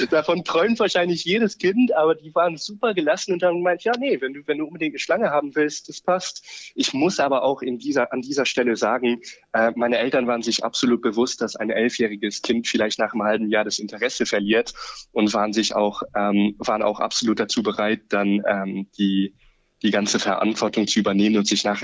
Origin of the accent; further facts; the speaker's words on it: Luxembourg; moved away as an adult; now in Austria; Ich bin vor ungefähr neun Jahren von Luxemburg aus nach Österreich ausgewandert, sozusagen, um Tiermedizin zu studieren.